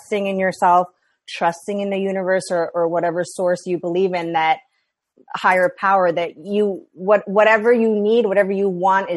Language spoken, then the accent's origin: English; New York, United States; now in West Coast, United States; I had no family or friends here, you know, in the West Coast. I'm from New York. All of them are back home.